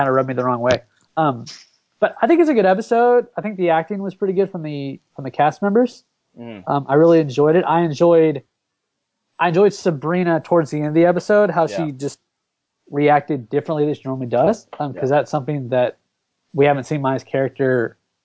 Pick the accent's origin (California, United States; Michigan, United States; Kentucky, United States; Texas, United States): Texas, United States; I am from Texas, born and raised in Texas, still live here and will probably live here my whole life